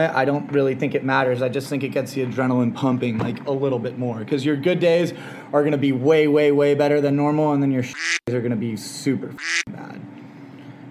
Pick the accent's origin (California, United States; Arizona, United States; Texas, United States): California, United States; San Diego; now in Los Angeles, United States; I'm from San Diego